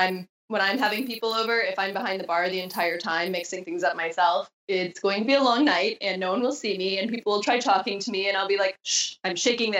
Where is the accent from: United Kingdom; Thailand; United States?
United States; Wisconsin; moved away; also born or lived in Southern California; growing up in Wisconsin